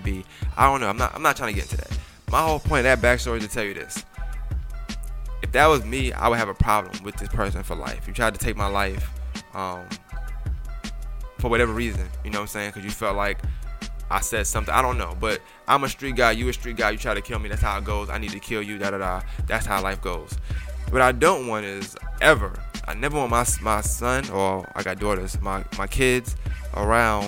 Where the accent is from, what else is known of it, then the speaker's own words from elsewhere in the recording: New York City, New York, United States; I always tell you I'm from Brooklyn. I'm from Bushwick.